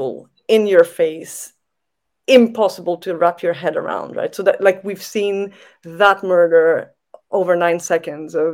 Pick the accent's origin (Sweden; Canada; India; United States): Canada; moved away; I come from Canada